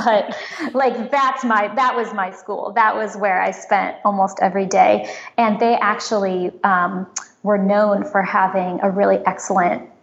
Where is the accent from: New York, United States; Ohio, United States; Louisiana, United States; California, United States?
California, United States; San Francisco; I grew up in San Francisco